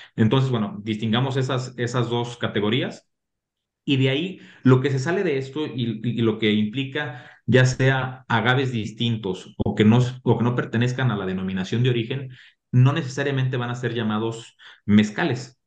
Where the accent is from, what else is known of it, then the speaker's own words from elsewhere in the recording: Mexico; como mexicanos